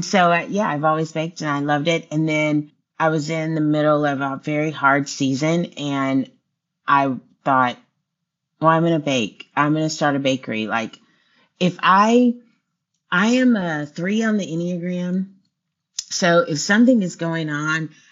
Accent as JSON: {"language": "English", "town": "Houston", "region": "Texas", "country": "United States", "tie": "born or raised there", "also_born_or_lived": "Austin, Texas", "moved": "as an adult", "lives_now": "Alabama, United States", "said": "I'm from Texas. I love everything Texas. I was born in Houston, so I love Texas"}